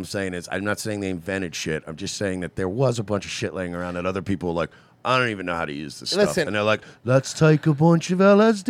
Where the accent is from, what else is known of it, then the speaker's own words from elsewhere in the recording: New York, United States; I'm from New York.